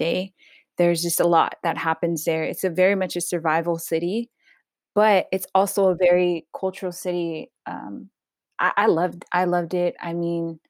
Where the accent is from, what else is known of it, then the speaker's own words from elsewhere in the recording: Los Angeles, California, United States; I was born in Pacoima, California, the 818. Grew up all around San Fernando Valley